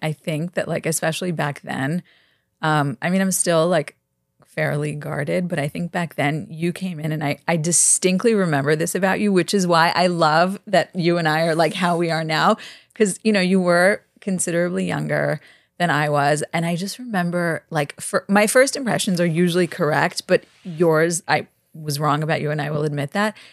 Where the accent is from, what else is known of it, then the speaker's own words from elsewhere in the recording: New York City, New York, United States; Grew up in Brooklyn. Went to NYU. Live in the West Village.